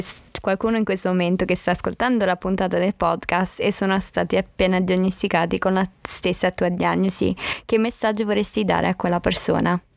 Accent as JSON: {"language": "Italian", "region": "Abruzzo", "country": "Italy", "tie": "born or raised there", "said": "sono cresciuta nella zona d'Abruzzo"}